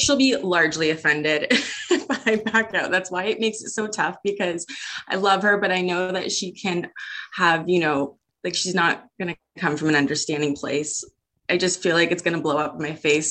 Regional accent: Hamilton, Ontario, Canada; also born or lived in Vancouver; Hamilton's my hometown, but I did live out in Vancouver for about two years

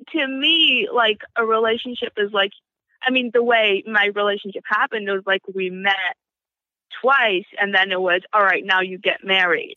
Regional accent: New Square, New York, United States; I grew up in New Square.

